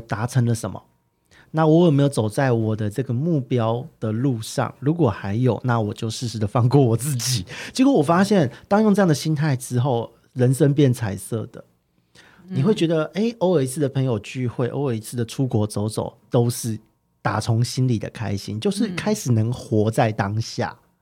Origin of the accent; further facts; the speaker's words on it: Taipei, Taiwan; 因为我是台北人，我一直在台北